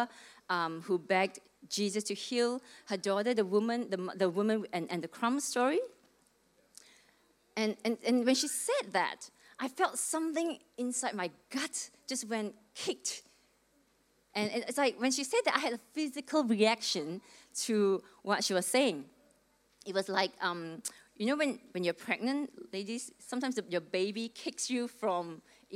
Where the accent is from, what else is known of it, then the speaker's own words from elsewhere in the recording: Malaysia; moved away as an adult; now in Melbourne, Australia; I came to Melbourne from Malaysia when I was 18. Back in 1995, I came here to study.